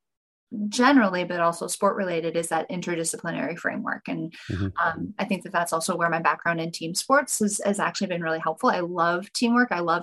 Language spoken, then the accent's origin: English; North Dakota, United States; moved away as an adult; also born or lived in Sacramento, California; I was born and raised in North Dakota